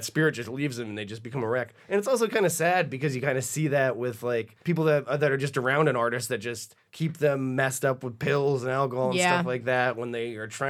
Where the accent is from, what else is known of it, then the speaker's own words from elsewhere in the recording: New Hampshire, United States; I remember being a kid growing up in New Hampshire.